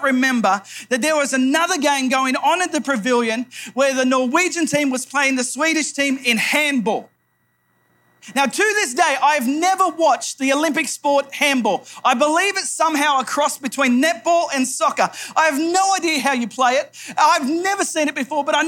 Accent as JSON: {"language": "English", "region": "New South Wales", "country": "Australia", "tie": "born or raised there", "also_born_or_lived": "Phnom Penh, Cambodia", "moved": "as an adult", "said": "I grew up in New South Wales, about 5 hours north of Sydney."}